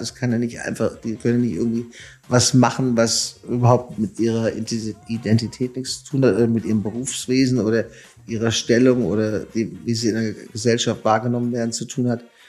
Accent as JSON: {"language": "German", "country": "Germany", "moved": "yes", "lives_now": "United States", "said": "ich verstehe mich immer noch als Deutscher fast mehr als als Amerikaner"}